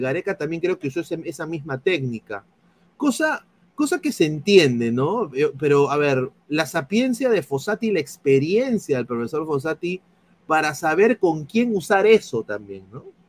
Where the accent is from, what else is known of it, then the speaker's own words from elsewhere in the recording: Peru; now in United States; soy periodista deportivo aquí en los Estados Unidos, soy peruano